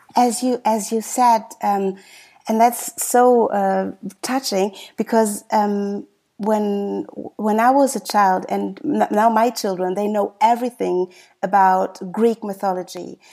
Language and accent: English; Germany; I was born and raised in Germany